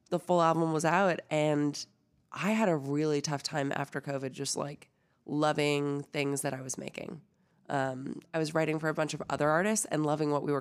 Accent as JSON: {"language": "English", "country": "Canada", "moved": "as an adult", "lives_now": "Nashville, United States", "said": "I am from Canada you, originally."}